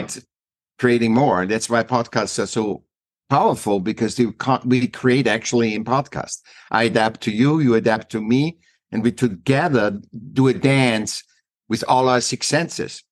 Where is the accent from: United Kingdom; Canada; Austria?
Austria; Vienna; moved away as an adult; now in United States; I was born in Vienna, uh, Austria